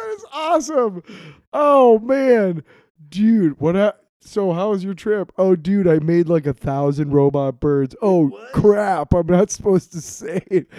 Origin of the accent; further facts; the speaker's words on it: Iowa City, Iowa, United States; I grew up in Iowa City